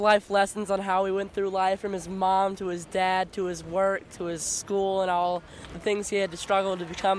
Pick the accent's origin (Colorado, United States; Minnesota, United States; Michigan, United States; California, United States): Minnesota, United States; Minnetonka; I'm from Minnetonka